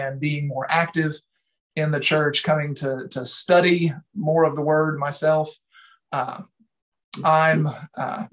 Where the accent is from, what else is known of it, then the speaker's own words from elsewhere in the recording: Salem, Indiana, United States; I was born here in Salem, Indiana, and grew up in a Christian home